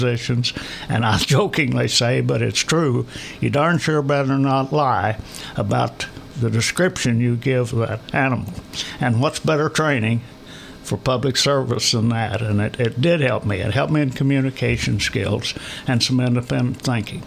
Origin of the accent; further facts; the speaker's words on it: Polk County, Missouri, United States; I am from Polk County and I was in a small school.